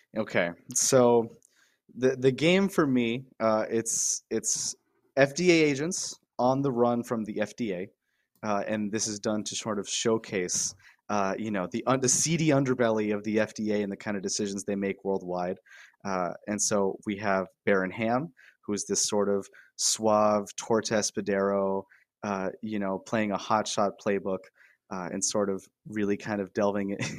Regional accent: Miami, Florida, United States; moved away as an adult; I'm I'm Guatemalan Cuban. Uh, I was raised in Miami

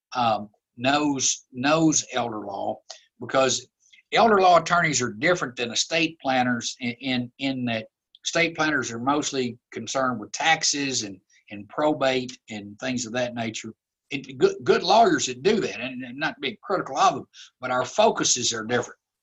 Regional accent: Glasgow, Kentucky, United States; I grew up in Glasgow

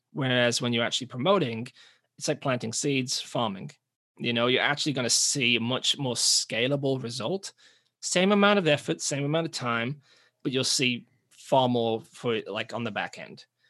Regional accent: England, United Kingdom; moved away as an adult; now in New Zealand; we're from England, but we're living in New Zealand

